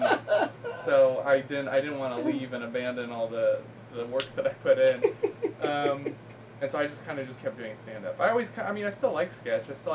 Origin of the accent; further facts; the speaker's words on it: Danville, California, United States; I'm from the suburbs of San Francisco